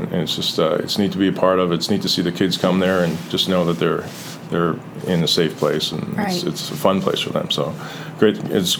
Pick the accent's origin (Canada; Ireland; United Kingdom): Canada; moved away; growing up in Canada